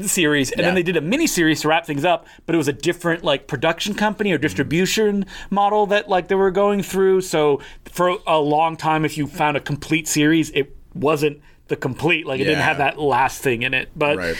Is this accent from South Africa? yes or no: no; Canada; We're from Canada.